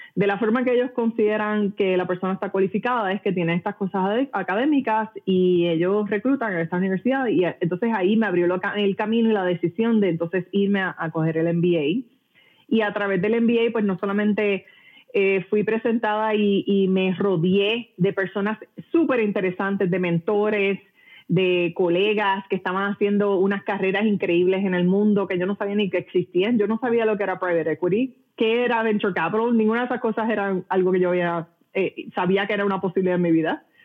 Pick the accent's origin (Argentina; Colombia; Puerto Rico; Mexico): Puerto Rico; moved away; yo nací y crecí en Puerto Rico, eh, de padre cubano